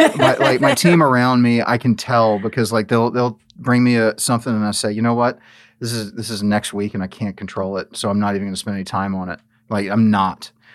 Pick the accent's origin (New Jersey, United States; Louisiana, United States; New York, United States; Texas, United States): Louisiana, United States; New Orleans; moved away as an adult; I'm not from here. I, you know, I grew up in New Orleans.